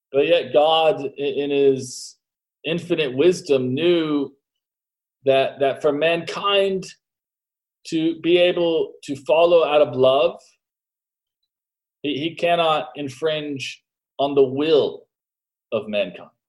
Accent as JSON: {"language": "English", "country": "United States", "said": "as an American"}